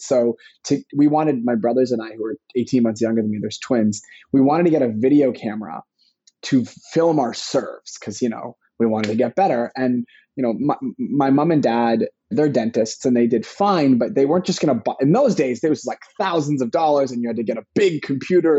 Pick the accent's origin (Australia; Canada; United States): Canada; Vancouver, British Columbia; I was born in Vancouver, British Columbia, in Canada.